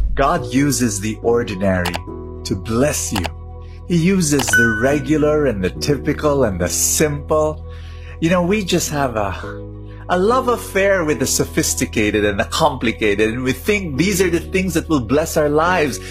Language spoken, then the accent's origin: English; Philippines; I'm a Filipino